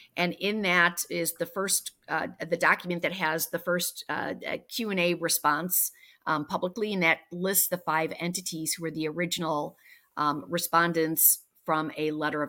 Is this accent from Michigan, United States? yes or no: no; Wisconsin, United States; So, you know, I came from Wisconsin, and people who are raised in Wisconsin don't necessarily, when they leave to take a job somewhere else, they don't necessarily say, I'm only taking this for the time being because my goal is to go back to Wisconsin.